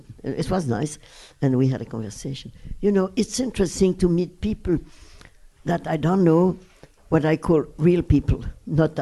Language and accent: English; Brussels, Brussels-Capital Region, Belgium; English is a second language; moved away; the house where I was raised in Brussels